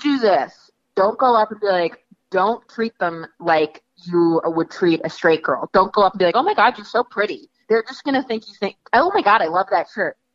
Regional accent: New York, United States; I'm from New York

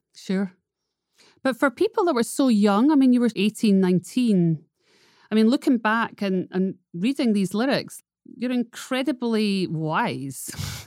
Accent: Scotland, United Kingdom; I am a Scottish redhead

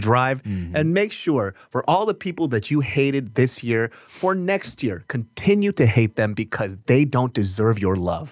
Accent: Sacramento, California, United States; we grew up in Sacramento

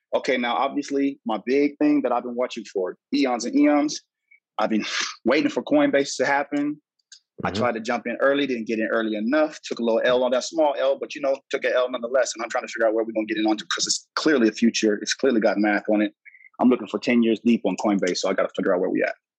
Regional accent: Los Angeles, California, United States; I'm from Cali, baby boy. Come on, man. It's LA all day.

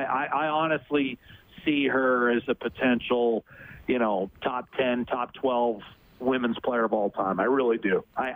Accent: Ohio, United States; 20 minutes north of my hometown, yeah.

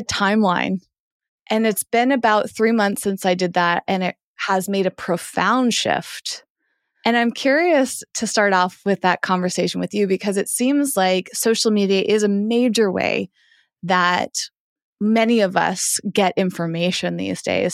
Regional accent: Massachusetts, United States; moved away; I grew up in Massachusetts

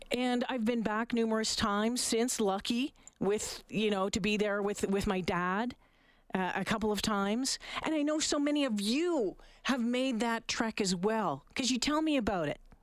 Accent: Canada; as Canadians

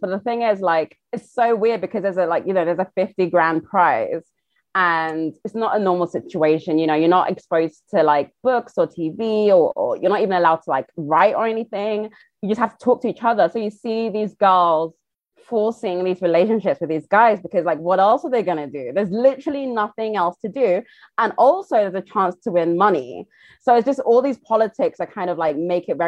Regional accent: United Kingdom; accent: British; I am British. I have one

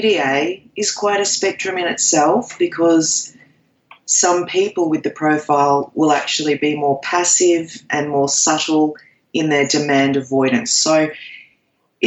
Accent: Australia; I am an Aussie.

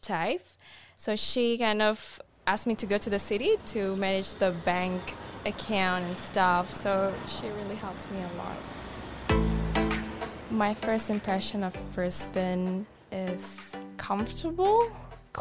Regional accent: Denpasar, Bali, Indonesia; English is a second language; moved away as an adult; now in Queensland, Australia; I did my primary school to high school in Denpasar. When I was a kid, I think I grew up like a pretty normal child

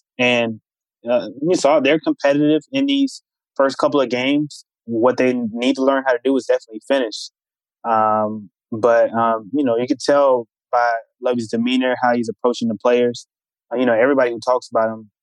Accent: Charlotte, North Carolina, United States; moved away as an adult; now in Houston, United States; I'm from Charlotte originally.

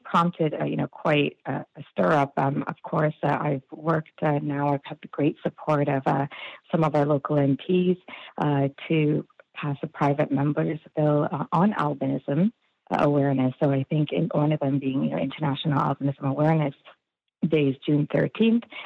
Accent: Toronto, Ontario, Canada; I grew up in the Scarborough District School Board, uh, now known as the Toronto District School Board

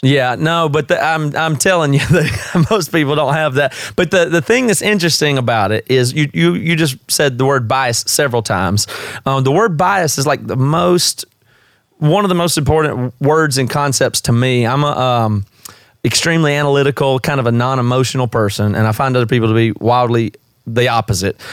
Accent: South Carolina, United States; moved away as an adult; now in Seattle, United States; I'm from the South. I'm from South Carolina originally, but I've been here about 16 years

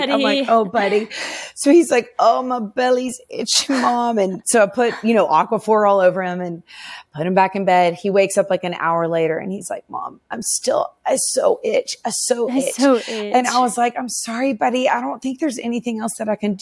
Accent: Nashville, Tennessee, United States; I grew up in Nashville.

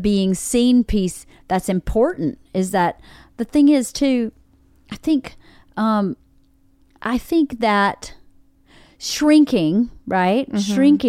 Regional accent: the South, United States; accent: Southern; I know I got to a certain point, a long time I tried to lose my Southern accent for a long, long time.

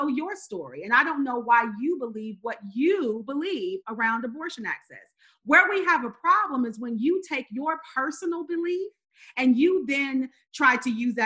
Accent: rural North Carolina, United States; now in Georgia, United States; I'm born and raised in the South, in the Bible Belt. I grew up in rural North Carolina and now live here in Georgia

